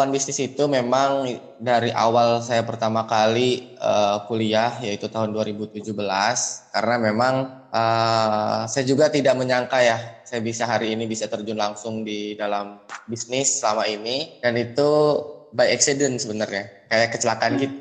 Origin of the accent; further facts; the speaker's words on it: Lampung, Indonesia; now in Bekasi, Indonesia; saya merantau di Bekasi karena saya memang asli Lampung. Jadi lahir dan dibesarkan di Lampung, SD, SMP, SMA. SD, SMP, SMA itu saya di Lampung